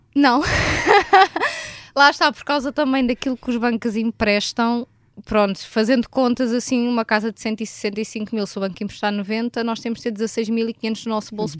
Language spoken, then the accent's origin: Portuguese; Vila Franca de Xira, Lisbon, Portugal; also born or lived in Alhandra; eu tenho 24 anos e sou de Vila Franca de Xira